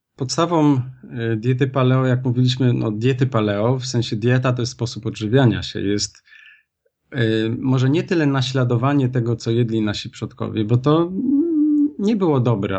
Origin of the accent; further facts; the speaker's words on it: Kraków, Lesser Poland, Poland; pochodzę z Krakowa